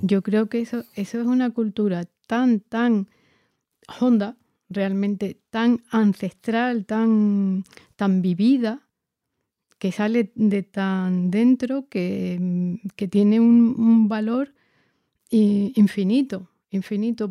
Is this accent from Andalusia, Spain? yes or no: yes; Jerez de la Frontera, Andalusia, Spain; soy de Jerez.